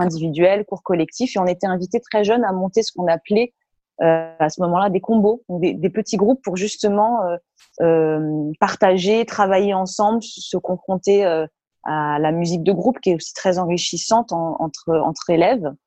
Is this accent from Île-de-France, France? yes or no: no; Marciac, Occitania, France; moved away; also born or lived in Toulouse; j'ai grandi à Marciac, hein, la, la grande terre du jazz euh, dans, le, Gers.